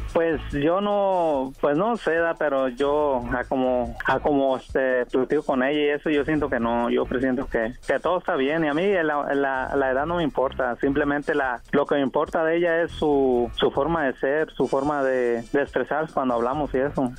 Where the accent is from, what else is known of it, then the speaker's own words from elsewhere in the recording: Sinaloa, Mexico; yo soy de, de Sinaloa.